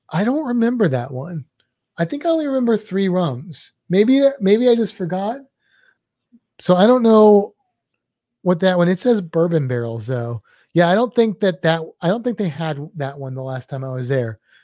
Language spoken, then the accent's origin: English; St. Louis, Missouri, United States; my hometown of Saint Louis